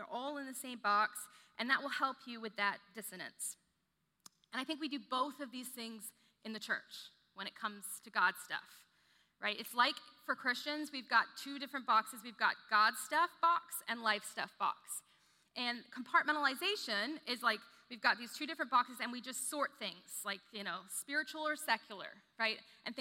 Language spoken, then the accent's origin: English; The Woodlands, Texas, United States; I grew up in the Woodlands, kind of small town